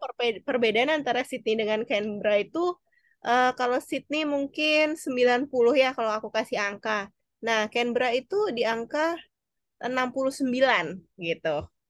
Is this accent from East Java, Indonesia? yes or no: no; Balikpapan, East Kalimantan, Indonesia; aku lahir di Balikpapan